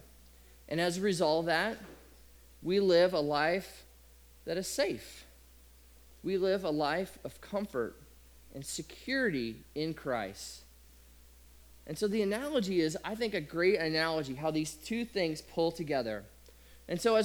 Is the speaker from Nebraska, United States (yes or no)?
yes; Nebraska, United States; I grew up in Nebraska